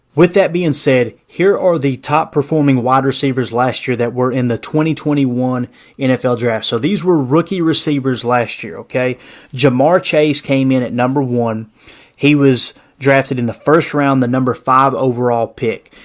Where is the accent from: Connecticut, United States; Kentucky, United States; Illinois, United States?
Kentucky, United States; moved away; also born or lived in Tennessee; Born and raised in Kentucky